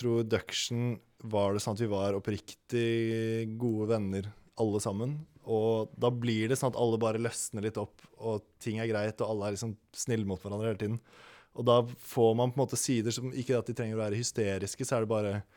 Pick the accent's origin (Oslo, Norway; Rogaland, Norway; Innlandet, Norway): Oslo, Norway; jeg er fra Holmenkollen i Oslo